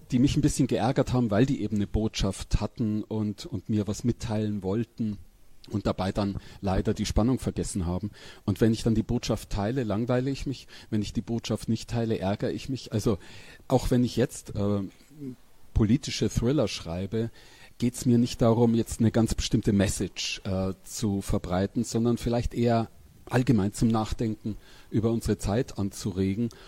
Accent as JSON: {"language": "German", "town": "Pressath", "region": "Bavaria", "country": "Germany", "tie": "born or raised there", "also_born_or_lived": "Weiden", "said": "Umgekehrt, ich bin in Pressart aufgewachsen bei Weiden. Weiden bin ich geboren, weil da das Krankenhaus ist."}